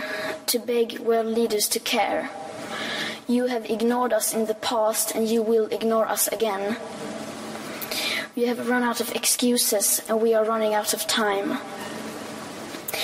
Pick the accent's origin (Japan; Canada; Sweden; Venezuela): Sweden; I am 15 years old, and I'm from Sweden.